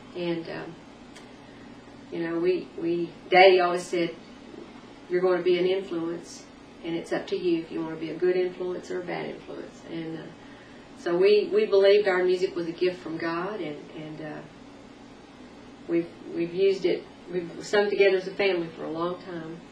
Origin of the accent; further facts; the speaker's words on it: Arkansas, United States; also born or lived in North Texas / Nashville, Tennessee; now in Tennessee, United States; I'm originally from North Texas, mm-hmm. but uh, lived most of my growing up years in Arkansas